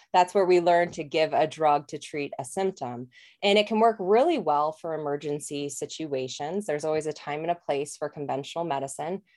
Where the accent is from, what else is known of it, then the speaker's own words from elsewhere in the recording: Colorado, United States; moved away as an adult; also born or lived in New Zealand; I'm actually from Colorado originally